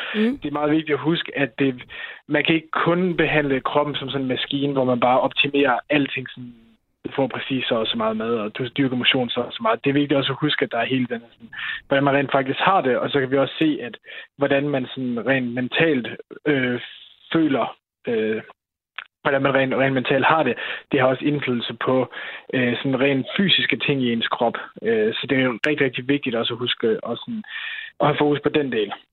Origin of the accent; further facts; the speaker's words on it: Denmark; som mand og som dansker